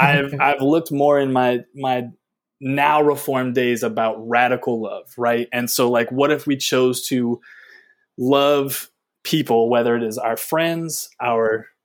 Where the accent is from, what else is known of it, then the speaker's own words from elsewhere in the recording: the South, United States; we come from the South